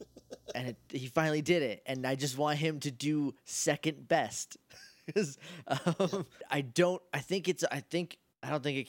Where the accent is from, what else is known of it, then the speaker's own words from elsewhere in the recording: New Hampshire, United States; I'm from New Hampshire. I'm New Hampshire's favorite son. I'm very proud of being from New Hampshire.